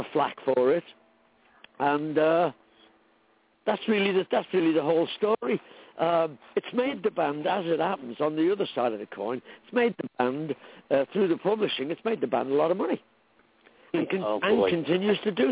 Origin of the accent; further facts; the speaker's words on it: Liverpool, North West England, United Kingdom; I was growing up in Liverpool